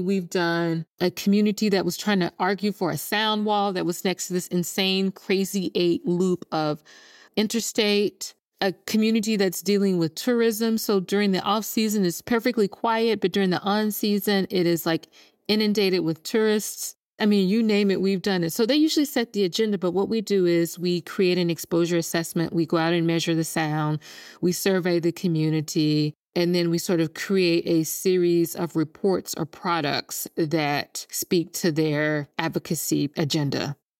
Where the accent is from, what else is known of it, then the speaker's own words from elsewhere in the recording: Jackson, Mississippi, United States; moved away; I'm born and raised in Jackson, Mississippi